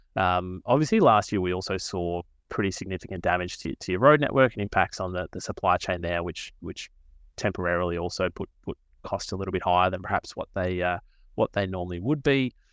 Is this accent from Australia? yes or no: yes; Australia; I'm from the Mallee region, um, so kind of grew up around agriculture